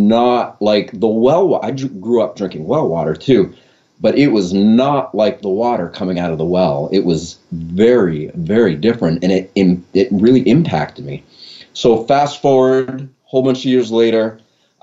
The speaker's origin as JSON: {"language": "English", "region": "Maine", "country": "United States", "tie": "born or raised there", "said": "I was born and raised here in Maine"}